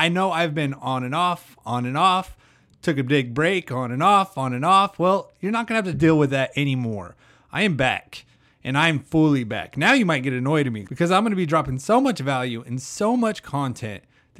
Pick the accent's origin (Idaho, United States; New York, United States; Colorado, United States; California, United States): Idaho, United States; Now, if you don't know, I moved from Idaho. So I'm used to the cold, the mountains and everything. And my mom just told me the other day that it's been in the 30s back home.